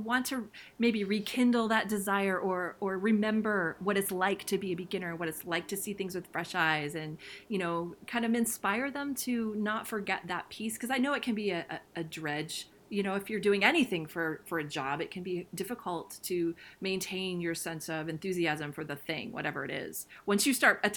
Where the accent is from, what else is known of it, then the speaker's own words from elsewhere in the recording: Ohio, United States; I'm from, you know, Midwest Ohio, so there's a lot of cornfields here